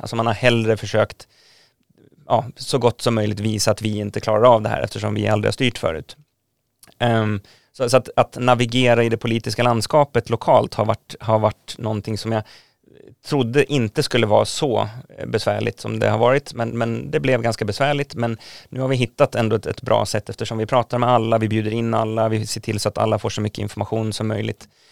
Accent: Nynäshamn, Stockholm County, Sweden; jag är uppvuxen i Nynäshamn

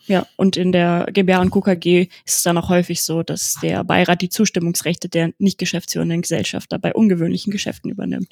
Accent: Wesel, North Rhine-Westphalia, Germany; moved away as an adult; now in Cologne, Germany; Ich bin 27 Jahre alt und in Wesel am Niederrhein geboren und aufgewachsen

